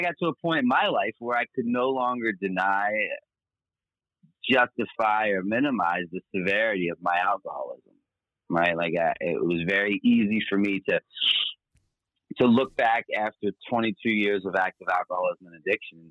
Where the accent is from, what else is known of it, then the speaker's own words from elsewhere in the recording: Baltimore, Maryland, United States; born and raised in Baltimore, Maryland